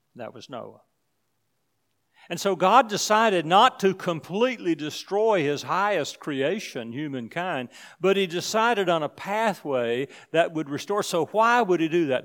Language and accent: English; United States; I'm from the United States